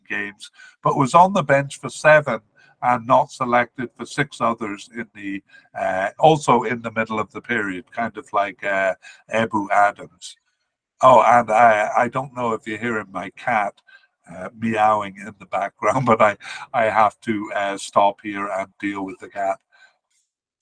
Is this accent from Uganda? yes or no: no; Cardiff, Wales, United Kingdom; I grew up in Cardiff